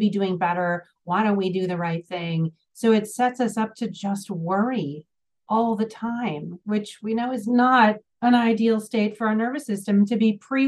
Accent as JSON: {"language": "English", "region": "Minnesota", "country": "United States", "said": "I'm from Minnesota, the land of Target"}